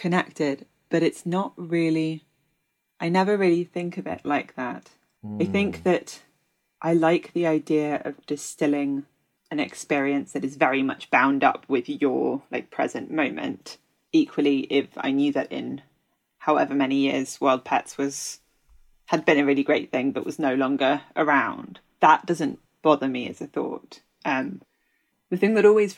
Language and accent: English; Kent, South East England, United Kingdom; also born or lived in London; born in London, but I grew up in Kent